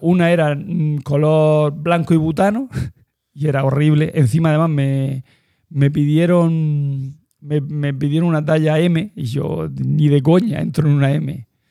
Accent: Almería, Andalusia, Spain; also born or lived in Cartagena; now in Murcia, Spain; Yo soy de Almería

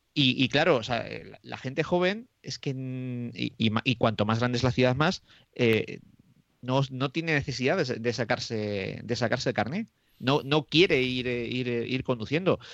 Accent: Roa, Castile and León, Spain; mi pueblo que es eh, de Roa, que está a 17 kilómetros de Aranda de Duero

